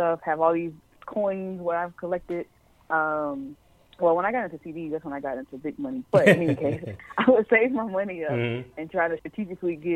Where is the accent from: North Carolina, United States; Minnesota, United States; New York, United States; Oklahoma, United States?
North Carolina, United States; Charlotte; I'm from Charlotte